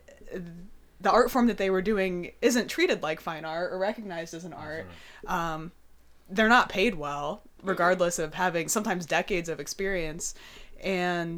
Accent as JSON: {"language": "English", "region": "Indiana", "country": "United States", "tie": "born or raised there", "moved": "yes", "lives_now": "Chicago, United States", "said": "I grew up in Indiana"}